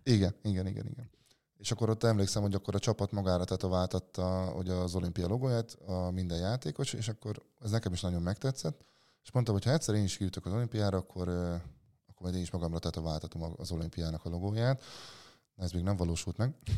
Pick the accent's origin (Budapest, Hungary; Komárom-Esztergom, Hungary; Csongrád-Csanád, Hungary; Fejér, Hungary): Komárom-Esztergom, Hungary; Réde; egy kis faluban rédéről származom, ott az iskolai focin kívül mással nem tudott megismerkedni nagyon az ember